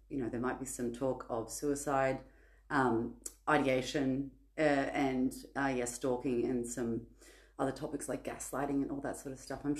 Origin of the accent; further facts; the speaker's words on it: Sydney, New South Wales, Australia; I'm from Sydney, Australia.